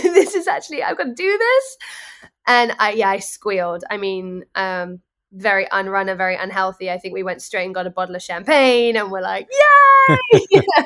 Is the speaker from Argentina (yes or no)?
no; England, United Kingdom; now in New York, United States; As somebody who is not born and bred in New York, I'm English